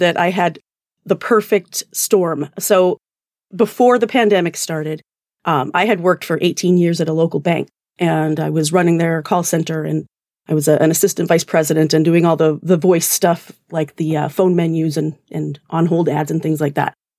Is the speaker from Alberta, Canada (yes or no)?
yes; Alberta, Canada; accent: Canadian; now in New Jersey, United States; I'm actually originally Canadian. Um, I grew up in Alberta, but I've lived in New Jersey for the past, uh, twenty years, so it's probably a weird amalgamation.